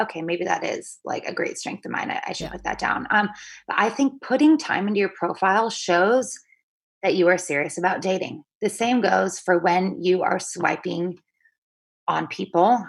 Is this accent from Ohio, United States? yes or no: no; Seattle, Washington, United States; moved away as an adult; now in New York City, United States; I'm from Seattle